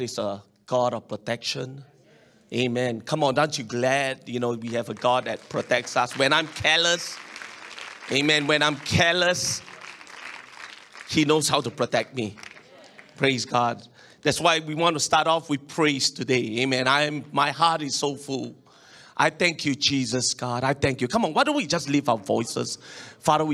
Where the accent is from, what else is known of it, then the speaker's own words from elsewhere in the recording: Singapore; as a Singaporean and a Chinese